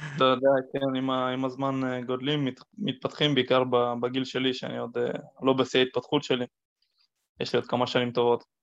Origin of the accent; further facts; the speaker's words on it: Israel; נולדתי בארץ, ואני יהודי וכל המשפחה שלי יהודים